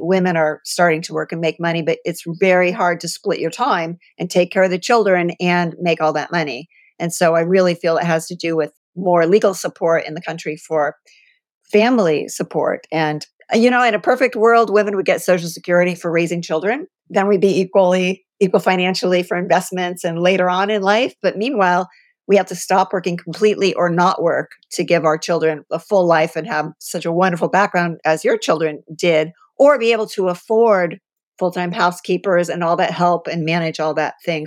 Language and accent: English; Columbus, Ohio, United States; moved away; also born or lived in California; I grew up in Columbus, so I'm a Buckeye